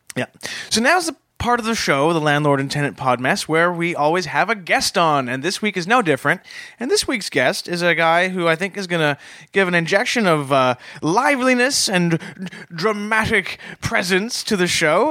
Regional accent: Canada; I'm a Canadian

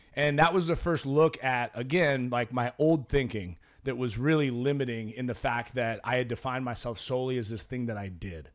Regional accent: Oregon, United States; moved away; I grew up in Oregon

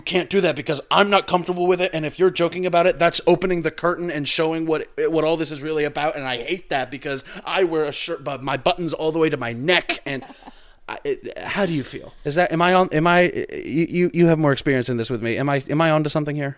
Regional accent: Missouri, United States; we're from Missouri. So we're really just, you know, uh, Missourians.

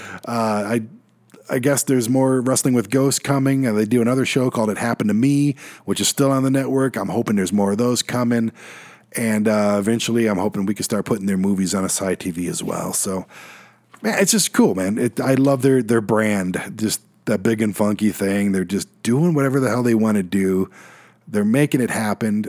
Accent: Detroit, Michigan, United States; moved away; Detroit, my hometown

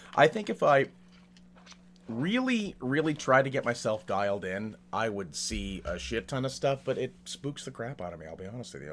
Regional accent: Salem, Massachusetts, United States; now in California, United States; I grew up in Massachusetts. I spent my entire childhood in Salem

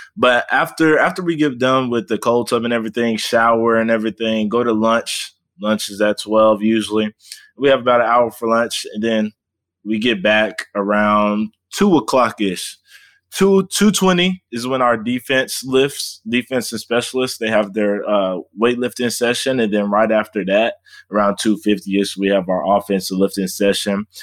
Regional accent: Fort Worth, Texas, United States; moved away as an adult; now in Oklahoma, United States; I am formerly from Fort Worth, Texas, uh, D F W area

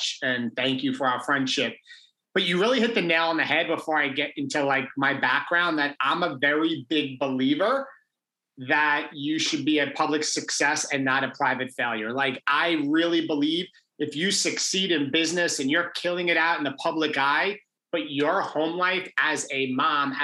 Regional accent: Long Island, New York, United States; I grew up in Long Island in New York, went to private high school, St. Anthony's High School

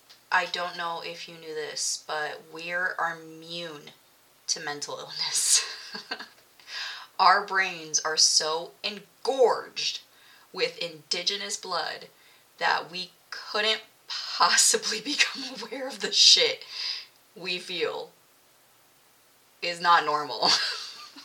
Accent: Milpitas, California, United States; I grew up in the Bay Area, California. Milpitas, to be exact

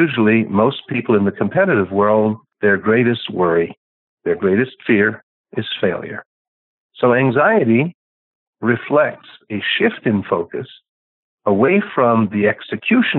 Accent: Canada; now in United States; I'm a Canadian by birth

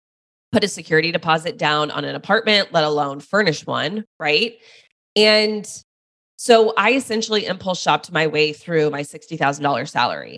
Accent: Dallas, Texas, United States; I moved back home to Dallas, which is where I'm from.

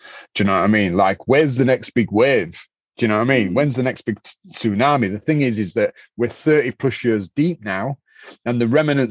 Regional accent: Leeds, Yorkshire and the Humber, United Kingdom; we come from Leeds is a textile city

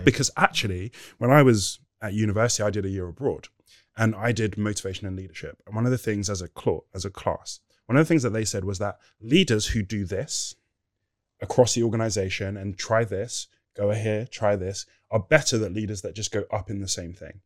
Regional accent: Nigeria; I'm Nigerian

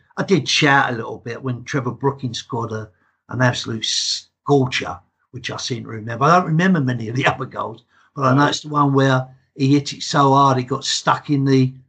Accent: England, United Kingdom; accent: English; as you can tell by my accent, I'm as English can be. my dad was Hungarian, right. And so half my family still lives over there.

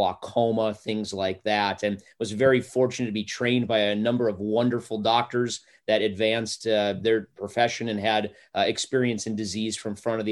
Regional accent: North Dakota, United States; moved away as an adult; also born or lived in Forest Grove, Oregon; now in Tahlequah, United States; I was born and raised in North Dakota.

